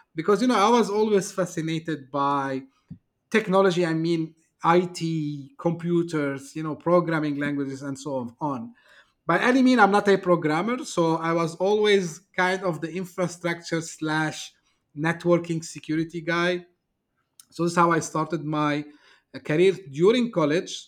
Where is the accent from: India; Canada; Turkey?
Turkey; moved away as an adult; now in Dubai, United Arab Emirates; I'm originally from Turkey, uh, shifted here back in two thousand five